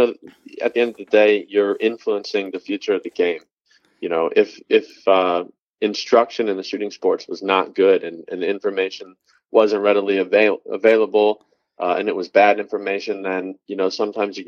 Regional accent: Cleveland, Ohio, United States; I was basically born and raised in Cleveland, Ohio

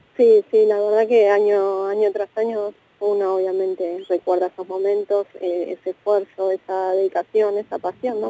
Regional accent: Argentina; como argentinos

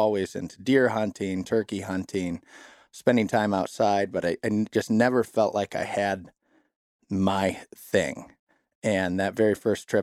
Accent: Southeast Michigan, United States; moved away as an adult; also born or lived in Wisconsin; I'm originally from Southeast Michigan, grew up down there

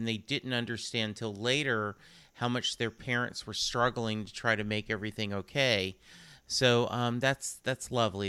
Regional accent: England, United Kingdom; I speak no other language. You know, I am English.

